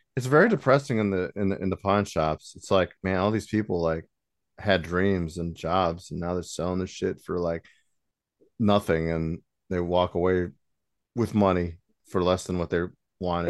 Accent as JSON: {"language": "English", "town": "South Bend", "region": "Indiana", "country": "United States", "said": "we're from South Bend"}